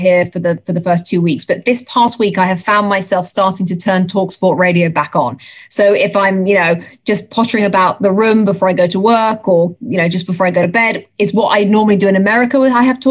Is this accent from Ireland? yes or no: no; England, United Kingdom; accent: English; moved away as an adult; now in United States; an English accent and to be accepted the way I have been accepted